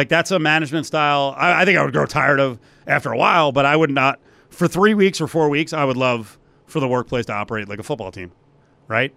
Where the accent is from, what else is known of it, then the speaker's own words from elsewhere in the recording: New Jersey, United States; It's my home state, New Jerseyan, New Jerseyite